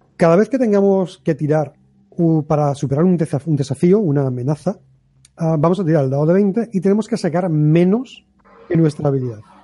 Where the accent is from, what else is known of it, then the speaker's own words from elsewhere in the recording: Algeciras, Andalusia, Spain; mi pueblo, destruir Algeciras